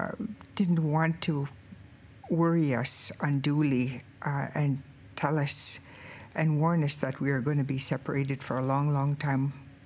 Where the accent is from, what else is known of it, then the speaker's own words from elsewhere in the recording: Kehewin First Nation, Alberta, Canada; I'm 62 years old. I'm from the Kihiwin First Nation in Alberta.